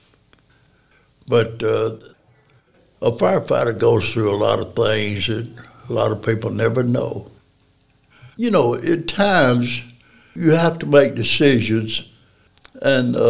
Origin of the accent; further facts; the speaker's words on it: Decatur, Alabama, United States; moved away as an adult; now in Athens, United States; I'm from Decatur. I was born, raised in Decatur